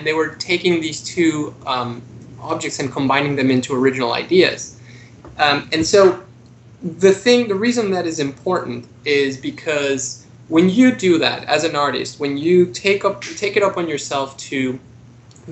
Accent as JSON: {"language": "English", "region": "Mexico City", "country": "Mexico", "moved": "yes", "lives_now": "United States", "said": "I came to the U.S. I'm originally from Mexico City"}